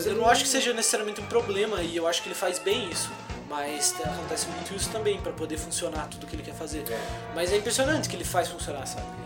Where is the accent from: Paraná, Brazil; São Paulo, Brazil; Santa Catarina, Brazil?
Santa Catarina, Brazil; Canoinhas; Nós três é. somos irmãos. Somos do interior. Somos de Canoinha, Santa Catarina, um lugar que é bem, bem tranquilo e tal.